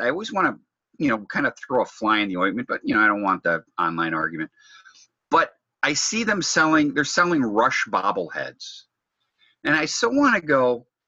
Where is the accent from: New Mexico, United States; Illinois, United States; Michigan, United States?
Michigan, United States; Detroit; I'm from Detroit.